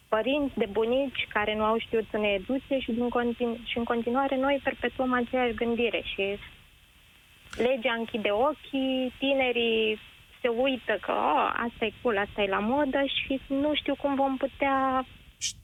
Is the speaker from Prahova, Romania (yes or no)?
yes; Ploiești, Prahova, Romania; orașul meu natal, din Ploiești